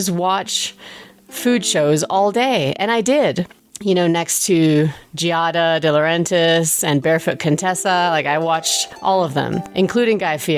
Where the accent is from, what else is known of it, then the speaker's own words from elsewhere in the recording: England, United Kingdom; moved away; when I was growing up in England, we went to an Indian restaurant maybe every other week